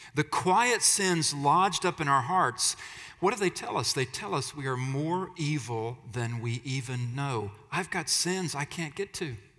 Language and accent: English; Alabama, United States; I'm from Alabama, so pardon the pronunciation